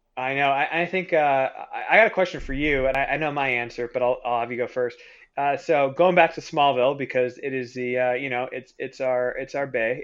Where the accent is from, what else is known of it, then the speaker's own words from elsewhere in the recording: Canada; I'm Canadian